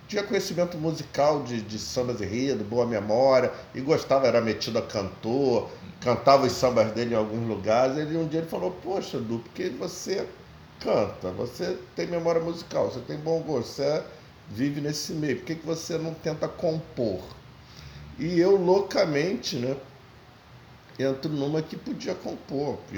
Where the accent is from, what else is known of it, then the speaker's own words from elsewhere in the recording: Rio de Janeiro, Brazil; Eu nasci no Engenho da Rainha, Engenho da Rainha. na casa da mãe pobre. É, foi o, não, não fica no Engenho da Rainha, mas foi o hospital onde eu nasci. E morei muitos anos na infância no Engenho da Rainha. Depois mudamos para Olaria.